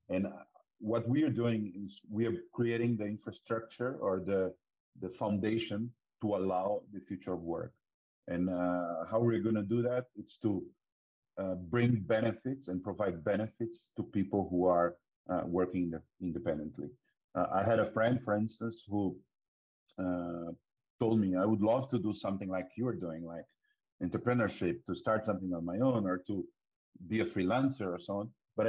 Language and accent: English; Brazil; As you can notice from my accent, I'm Brazilian. Although I've been most of my life abroad as well, I'm a computer engineer.